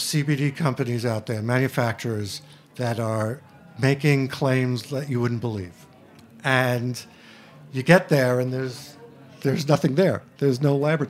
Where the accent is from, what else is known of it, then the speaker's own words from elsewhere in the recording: New York City, New York, United States; I'm from Queens